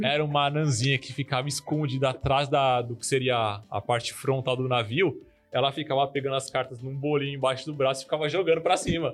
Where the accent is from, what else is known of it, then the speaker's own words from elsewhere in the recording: São Paulo, Brazil; now in Sergipe, Brazil; nós estamos em Sergipe, mas eu era de São Paulo, eu sou original de São Paulo